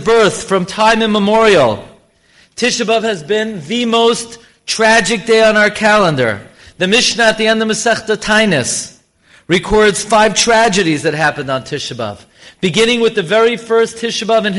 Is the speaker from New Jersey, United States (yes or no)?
no; New York City, New York, United States; I grew up here in Flatbush